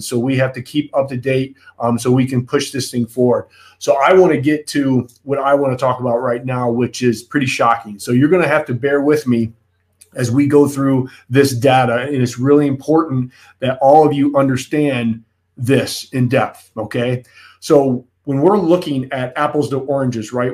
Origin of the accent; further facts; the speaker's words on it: United States; as an American